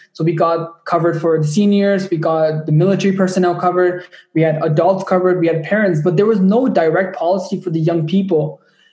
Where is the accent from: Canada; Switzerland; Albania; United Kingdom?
Canada; Ajax, Ontario; my hometown of Ajax, Ontario